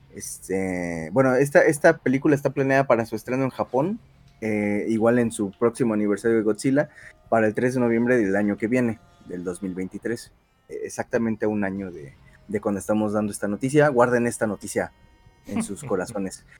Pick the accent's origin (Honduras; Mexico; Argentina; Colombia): Mexico; fallé como mexicano